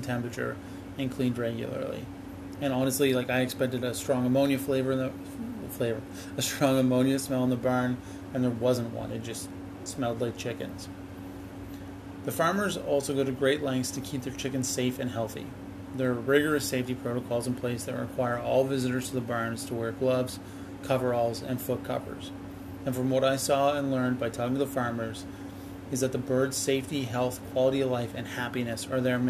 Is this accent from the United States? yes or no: no; Canada; as Canadians